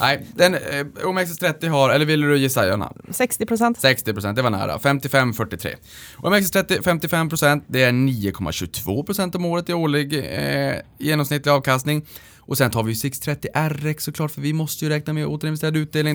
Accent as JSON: {"language": "Swedish", "town": "Luleå", "region": "Norrbotten County", "country": "Sweden", "moved": "yes", "said": "uppe i, i Luleå där vi kommer ifrån"}